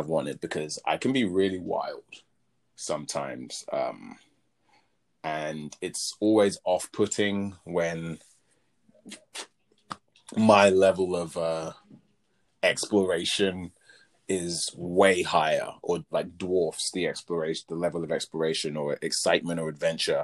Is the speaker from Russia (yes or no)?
no; England, United Kingdom; accent: English; moved away as an adult; also born or lived in America; my accent's English.